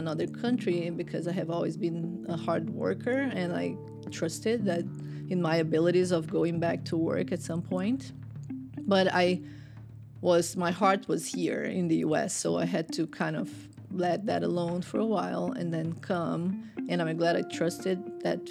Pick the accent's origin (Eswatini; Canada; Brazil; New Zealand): Brazil; English is a second language; moved away as an adult; now in Atlanta, United States; I grew up in Brazil